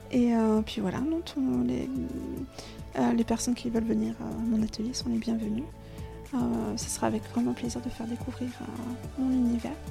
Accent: Occitania, France; dans ma région d'origine, moi j'ai un rêve en fait. Il faut peut-être que je le propose d'ailleurs. Il y a le pic du Midi

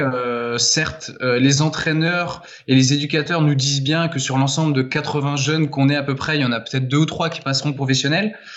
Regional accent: Laval, Pays de la Loire, France; moved away as an adult; also born or lived in Angers / Argentina; je suis de Laval à la base

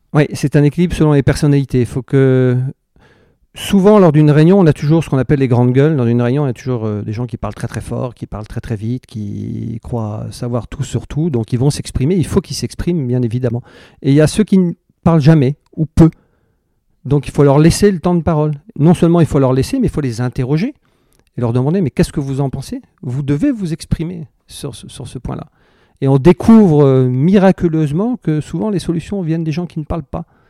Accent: Brittany, France; je suis breton et que, à quatre ans, j'étais sur un bateau

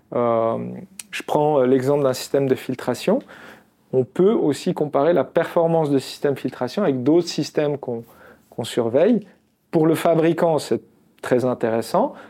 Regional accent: Constantine, Constantine Province, Algeria; now in Lausanne, Switzerland; je suis né en Algérie, je suis né à Constantine

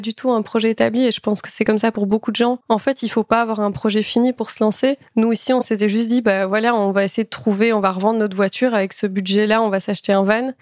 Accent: Belgium; nous, on est belges

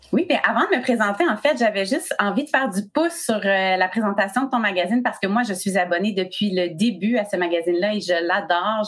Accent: Quebec, Canada; je suis du Québec

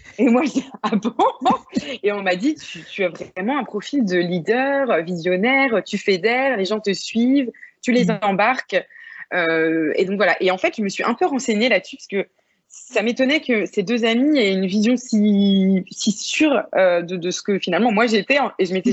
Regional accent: Vannes, Brittany, France; moved away as an adult; now in Bordeaux, France; j'ai grandi vraiment en Bretagne Sud, du côté de Vannes

